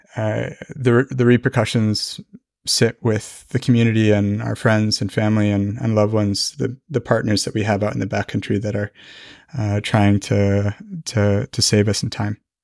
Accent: Fort Collins, Colorado, United States; moved away as an adult; now in Norway; my hometown, Fort Collins.

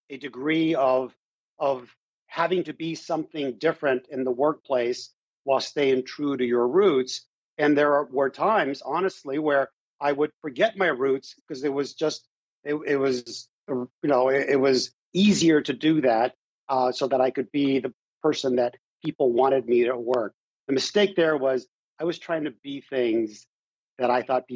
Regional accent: Huntington Beach, California, United States; also born or lived in Mexico; I grew up in Huntington Beach

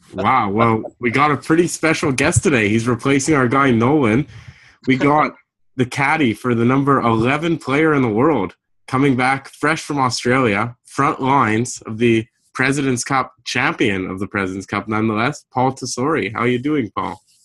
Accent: Canada; I'm actually Canadian

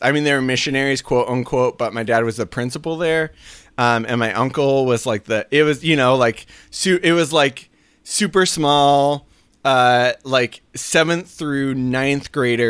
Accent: Oregon, United States; moved away; also born or lived in China; Yes, I grew up in Southern Oregon. My dad was a pastor, so I grew up in the church.

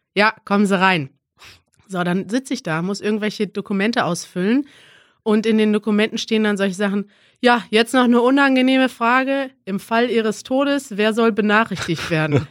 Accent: Germany; als Deutscher

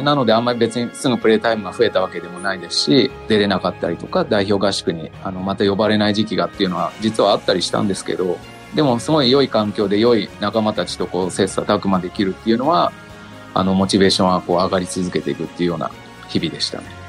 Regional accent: Nagano, Japan; moved away as an adult; also born or lived in Saitama; 僕地元長野県

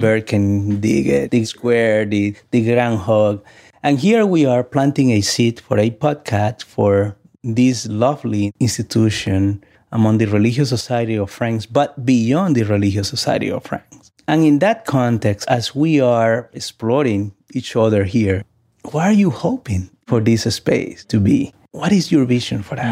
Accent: Santo Domingo, Distrito Nacional, Dominican Republic; now in United States; Growing up in Santo Domingo, I had the opportunity to explore my own spirituality through the Catholic Church

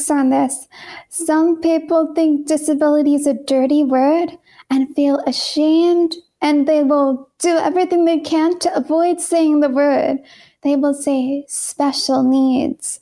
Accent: San Francisco Bay Area, California, United States; moved away as an adult; also born or lived in Portland, Oregon / Massachusetts; I was born in California in the San Francisco Bay Area.

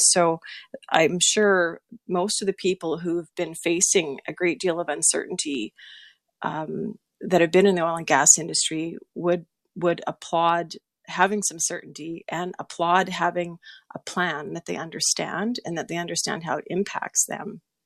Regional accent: Saskatchewan, Canada; moved away; also born or lived in Sturgeon County, Alberta; I'm from Saskatchewan originally, so I've got family back there

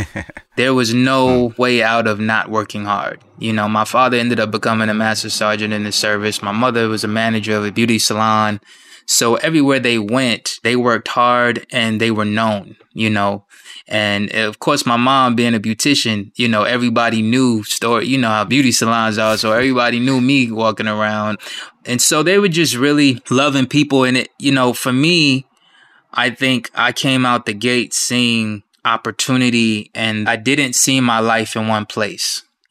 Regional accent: Wyandanch, New York, United States; also born or lived in Wichita, Kansas; But the stationary place, the home base, is New York, Wyandanche, Long Island. That's what I knew was home growing up.

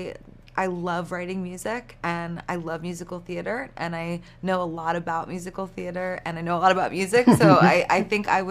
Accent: New York, United States; I'm from New York

